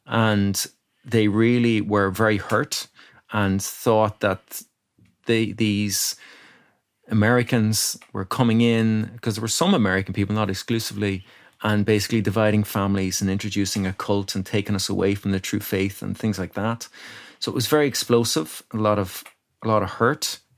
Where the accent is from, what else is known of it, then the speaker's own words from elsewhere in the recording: Ratoath, Leinster, Ireland; now in Dublin, Ireland; I grew up in County Meath